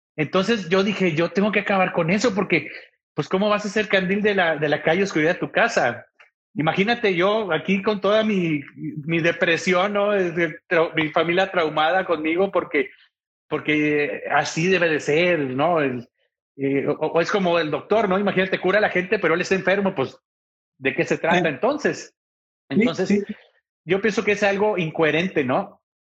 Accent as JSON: {"language": "Spanish", "town": "Ciudad Juárez", "region": "Chihuahua", "country": "Mexico", "tie": "born or raised there", "also_born_or_lived": "Monterrey", "moved": "as an adult", "lives_now": "El Paso, United States", "said": "Yo soy de Ciudad Juárez, Chihuahua, viví en Monterrey y ahora estoy aquí en El Paso, Texas"}